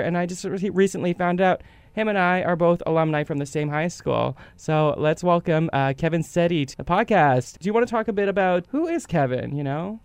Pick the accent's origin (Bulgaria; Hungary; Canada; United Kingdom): Canada; Winnipeg, Manitoba; we both grew up in the West End.